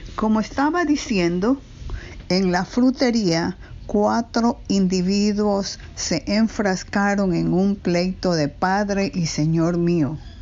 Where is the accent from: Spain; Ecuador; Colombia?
Ecuador; now in New York, United States; Nací en Ecuador y vivo en Nueva York casi medio siglo